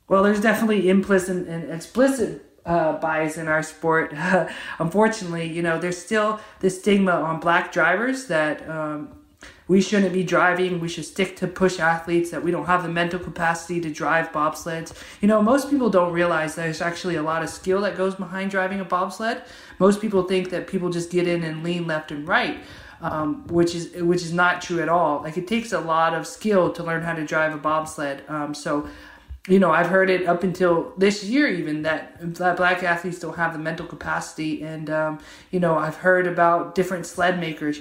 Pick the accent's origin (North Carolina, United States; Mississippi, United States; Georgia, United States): Georgia, United States; I'm from Georgia, which is not a Winter Olympic state at all